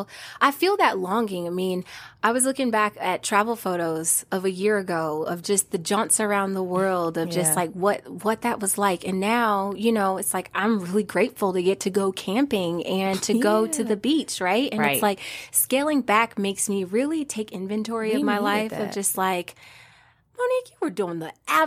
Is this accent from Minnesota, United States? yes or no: no; Omaha, Nebraska, United States; now in North Carolina, United States; me, my little self from Omaha, Nebraska, right? Yeah. Growing up in the Midwest